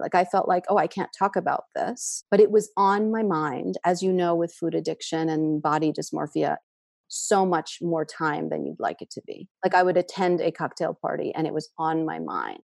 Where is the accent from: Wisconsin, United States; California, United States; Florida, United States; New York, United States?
New York, United States; New York City; a tenement part of Queens with a lot of immigrants. My family had just immigrated from Russia a month before I was born